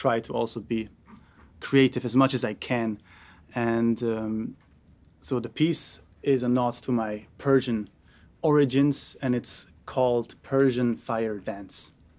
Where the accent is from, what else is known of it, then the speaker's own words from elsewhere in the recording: Austria; I was born in Austria and I grew up in Austria, which is a great place for classical music, obviously.